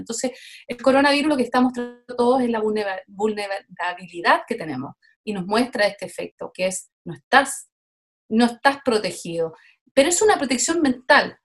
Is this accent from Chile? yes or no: yes; Chile; now in Montreal, Canada; me parieron en Chile, pero llevo más de la mitad de mi vida en Canadá